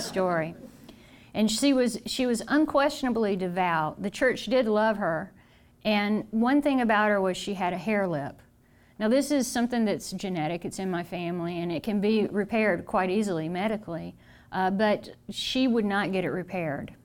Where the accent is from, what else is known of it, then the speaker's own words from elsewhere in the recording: the South, United States; I'm from the South